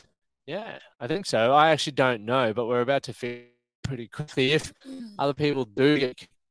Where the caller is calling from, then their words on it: Sunshine Coast, Queensland, Australia; Sunshine Coast.